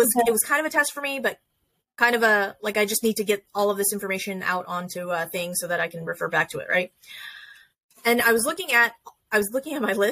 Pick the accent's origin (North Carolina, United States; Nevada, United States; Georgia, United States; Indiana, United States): Nevada, United States; Las Vegas; Vegas, which is my hometown